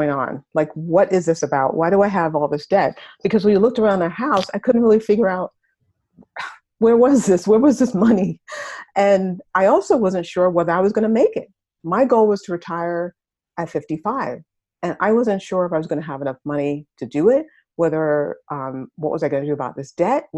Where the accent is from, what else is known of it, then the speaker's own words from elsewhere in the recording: New York City, New York, United States; I grew up in Harlem. I wasn't in exactly the best neighborhood. Harlem is in New York